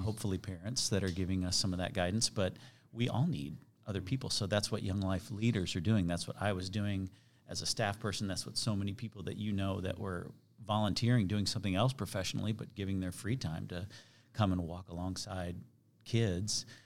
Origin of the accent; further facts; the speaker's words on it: Chicago, Illinois, United States; also born or lived in Kansas City; now in Overland Park, United States; I was born in Chicago.